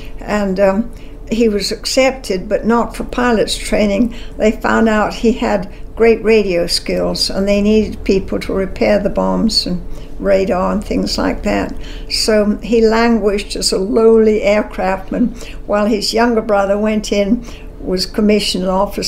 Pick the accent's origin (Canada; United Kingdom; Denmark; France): United Kingdom; London; Oh, all the difference in the world. I grew up in London, and then when I was 14, I guess, well, we had been down on the coast in the beach when war broke out